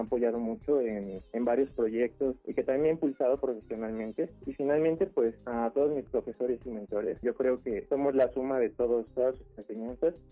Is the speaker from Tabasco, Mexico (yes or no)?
no; Mexico City, Mexico; Nací en la Ciudad de México el 25 de septiembre de 1992